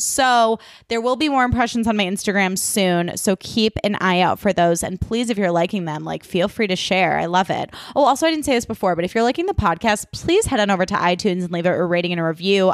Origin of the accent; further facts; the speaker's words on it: Chicago, Illinois, United States; now in Los Angeles, United States; I grew up in Chicago, so you know, or in the suburbs of Chicago.